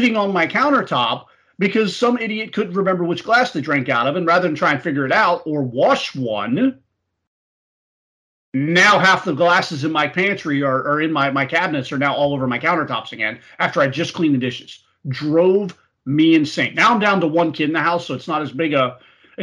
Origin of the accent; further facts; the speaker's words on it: Florida, United States; also born or lived in Tennessee; I grew up and was born and raised in Florida